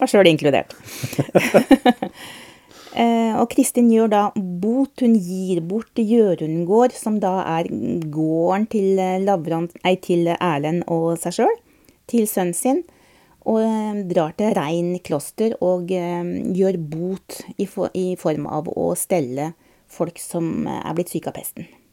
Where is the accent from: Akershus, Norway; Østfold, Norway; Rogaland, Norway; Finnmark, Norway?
Østfold, Norway; i hjembygda mi i Østfold